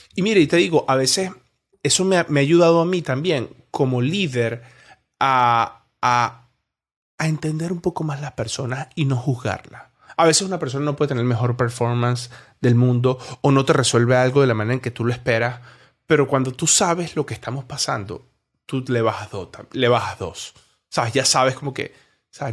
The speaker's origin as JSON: {"language": "Spanish", "country": "Venezuela", "tie": "born or raised there", "also_born_or_lived": "Colombia", "moved": "yes", "said": "yo soy venezolano, yo, yo nací en Venezuela, me crié en Venezuela, viví 10 años en Colombia"}